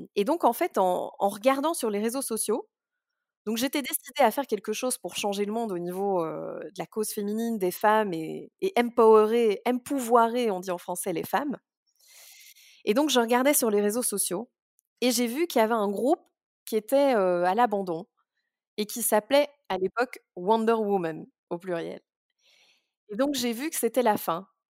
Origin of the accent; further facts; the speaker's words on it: Brussels, Brussels-Capital Region, Belgium; je suis née à Bruxelles